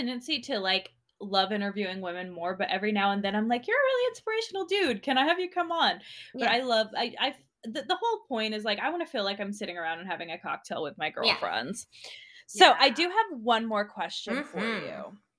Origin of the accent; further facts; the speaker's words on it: Los Angeles, California, United States; Yes, yeah, San Gabriel Valley area.